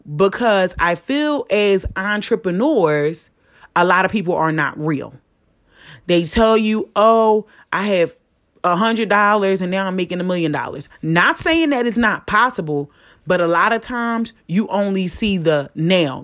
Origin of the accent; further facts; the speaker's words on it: Philadelphia, Pennsylvania, United States; I'm from Philly